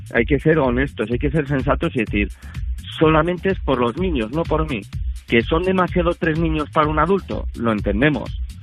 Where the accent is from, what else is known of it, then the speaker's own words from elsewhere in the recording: Berrioplano, Navarre, Spain; De, Navarra, de, Navarra. Eh, de, de Berrio Plano.